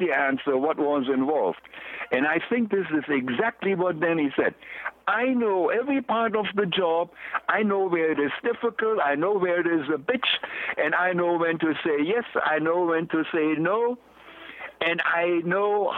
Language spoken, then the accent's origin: English; Germany; moved away as an adult; I'm from Germany, a Class A machinist. I was 3.5 years an apprentice